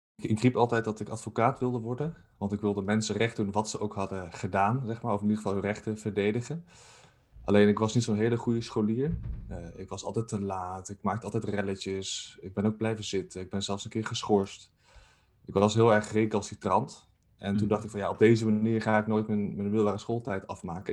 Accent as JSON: {"language": "Dutch", "town": "Zwolle", "region": "Overijssel", "country": "Netherlands", "tie": "born or raised there", "moved": "as an adult", "lives_now": "Nijmegen, Netherlands", "said": "ik ben ehm, geboren in Zwolle en daar heb ik eh, op school gezeten"}